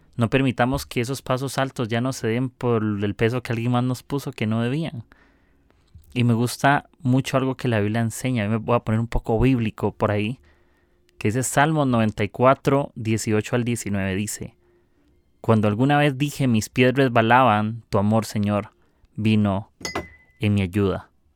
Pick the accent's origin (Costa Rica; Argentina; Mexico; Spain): Costa Rica; soy de Costa Rica, del mejor país del mundo